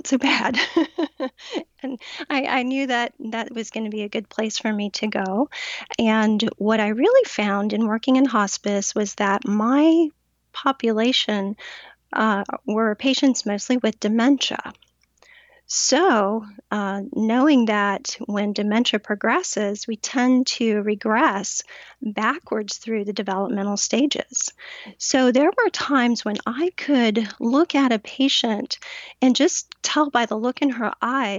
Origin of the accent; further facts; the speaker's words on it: Pensacola, Florida, United States; now in St. Petersburg, United States; born and raised in Florida